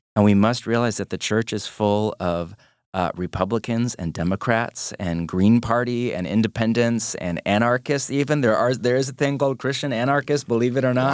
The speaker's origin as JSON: {"language": "English", "country": "United States", "said": "I'm an American"}